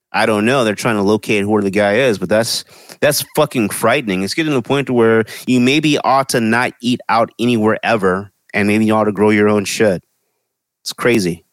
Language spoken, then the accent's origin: English; Lufkin, Texas, United States; now in Los Angeles, United States; in my hometown